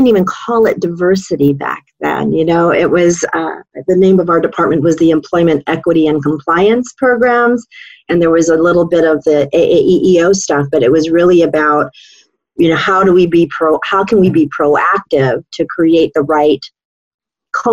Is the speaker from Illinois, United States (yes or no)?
no; Hawaii, United States; moved away as an adult; also born or lived in San Francisco, California; I grew up in Hawaii from the age of 2 to 22